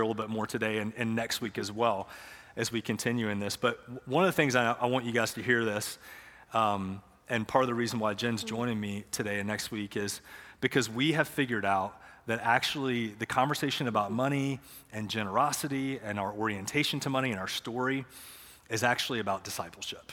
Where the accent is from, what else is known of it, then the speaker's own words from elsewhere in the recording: Matthews, North Carolina, United States; I grew up here in Matthews